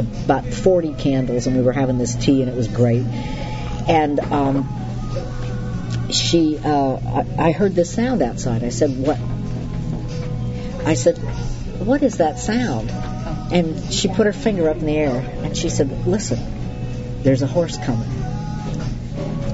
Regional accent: the East, United States; moved away as an adult; also born or lived in the West; I was born in the East, but I never belonged there

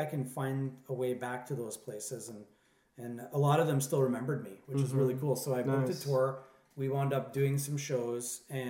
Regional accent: Pinawa, Manitoba, Canada; moved away as an adult; also born or lived in Toronto; now in Monterey, United States; I started out when I was a kid in Pinawa, Manitoba

